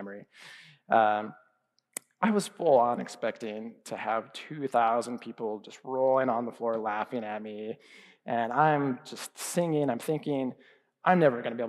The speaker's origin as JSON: {"language": "English", "country": "United States", "said": "I'm American. I'm a student here learning Persian."}